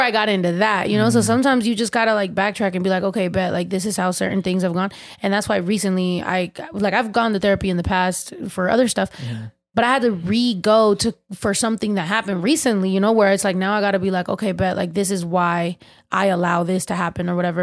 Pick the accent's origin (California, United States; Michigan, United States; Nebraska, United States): California, United States; San Diego; also born or lived in San Jose, California; I was raised in San Diego